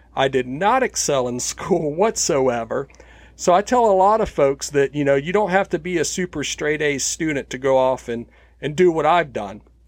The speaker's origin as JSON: {"language": "English", "country": "United States", "said": "especially as an American"}